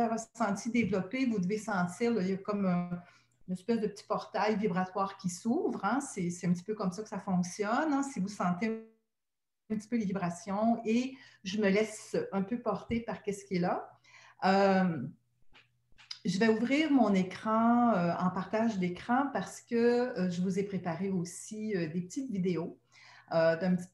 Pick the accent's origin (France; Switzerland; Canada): Canada; Quebec; accent: Québécois; also born or lived in Montreal / Gaspésie; mon accent québécois